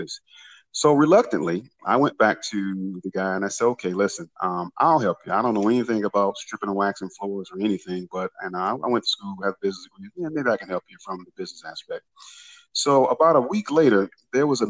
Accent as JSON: {"language": "English", "town": "Detroit", "region": "Michigan", "country": "United States", "tie": "born or raised there", "said": "I was born and raised in Detroit, Michigan"}